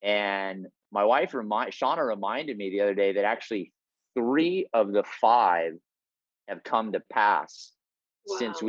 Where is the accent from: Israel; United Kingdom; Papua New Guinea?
Papua New Guinea; born there; I was born in Papua New Guinea. We'll talk a little bit about that. My parents were Wycliffe Bible translators there.